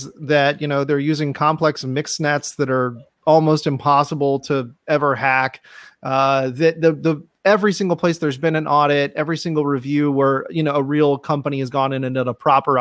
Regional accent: Atlanta, Georgia, United States; now in South Texas, United States; I was born and raised in Atlanta

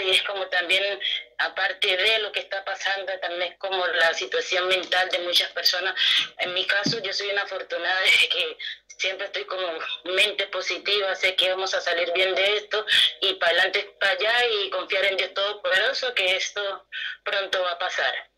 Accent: Pacific region, Colombia; moved away as an adult; now in Santiago, Chile; yo soy del Pacífico colombiano

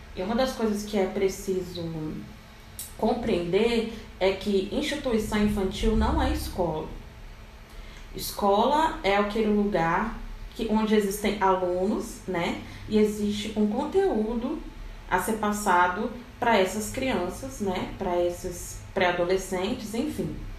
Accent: Rio de Janeiro, Brazil; now in Brasília, Brazil; sou de Brasília, Distrito Federal. Na verdade, eu sou carioca, mas estou em Brasília

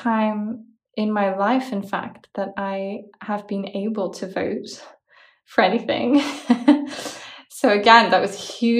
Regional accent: Brussels, Belgium; also born or lived in Australia; it's that I'm from Belgium. And the long answer is that my father is Australian, my mother's Korean. I was born in Australia.

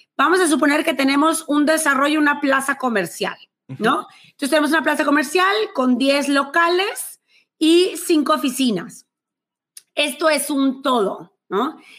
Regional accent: Monterrey, Nuevo León, Mexico; accent: regia; soy de Monterrey, México

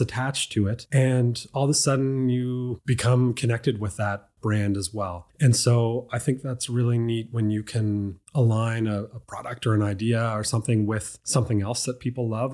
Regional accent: Dartmouth, Nova Scotia, Canada; I'm from Dartmouth. My family's been on the same piece of land there for over a hundred years

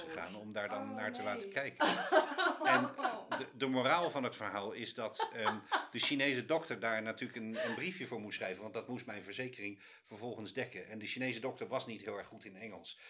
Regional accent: Netherlands; moved away as an adult; also born or lived in London / China; now in New York, United States; ik ben uit Nederland weggegaan

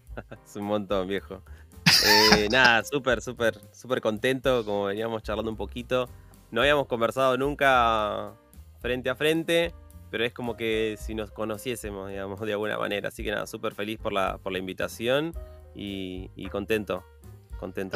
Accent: Buenos Aires, Argentina; yo soy de Buenos Aires, soy de Argentina

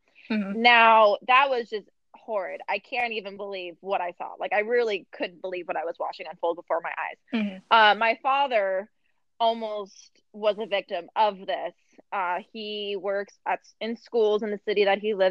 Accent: Santa Clarita, California, United States; now in Austin, United States; I was born and raised outside of Los Angeles in a city called Santa Clarita.

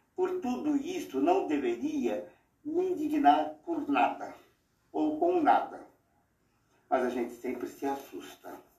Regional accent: Brazil; Sou brasileiro, nunca saí daqui

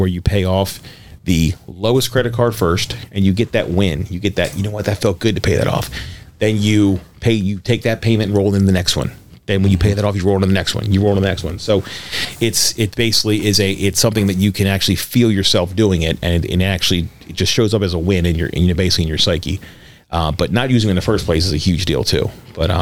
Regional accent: Baltimore, Maryland, United States; also born or lived in Harford County, Maryland; I'm from East Baltimore

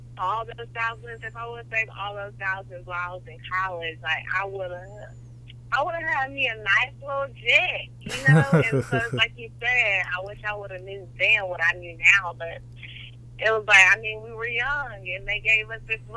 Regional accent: Atlanta, Georgia, United States; moved away as an adult; also born or lived in Aiken, South Carolina; I came from Atlanta

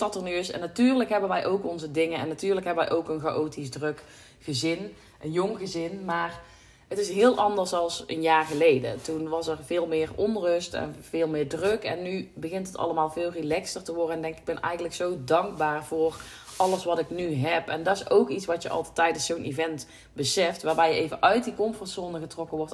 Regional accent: North Brabant, Netherlands; hier thuis zitten we toch een beetje in het nuchtere Brabantse, in het... Ja, dat is ook waar ik opgegroeid ben, waar, ja, waar ik geboren ben

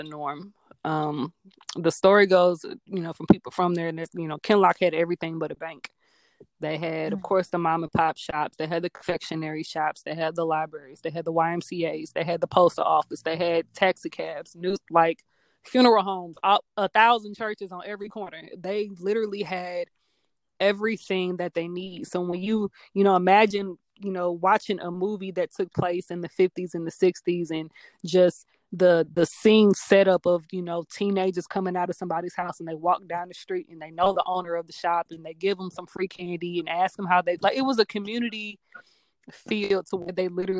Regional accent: Hazelwood, Missouri, United States; So I was born in Hazelwood and grew up in Hazelwood

